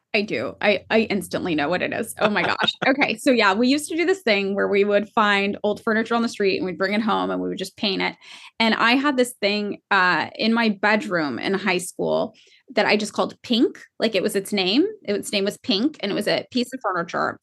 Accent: Fresno, California, United States; now in Los Angeles, United States; growing up in Fresno

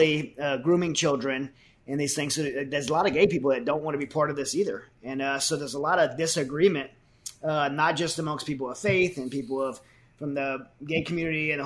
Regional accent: United States; a Christian, as an American

